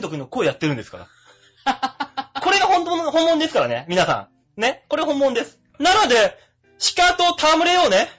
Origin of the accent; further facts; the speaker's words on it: Japan; 僕日本人ですから